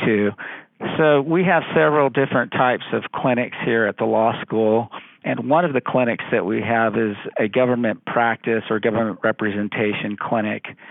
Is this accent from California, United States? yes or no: yes; Central Valley of California, United States; I'm from the Central Valley of California.